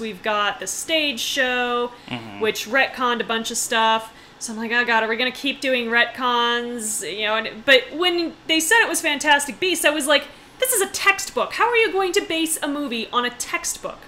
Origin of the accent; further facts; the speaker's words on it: United States; I'm the American who doesn't speak German